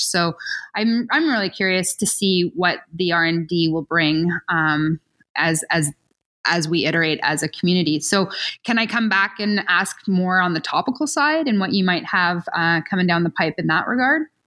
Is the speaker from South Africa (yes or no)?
no; Ontario, Canada; moved away; also born or lived in Switzerland; I'm from Ontario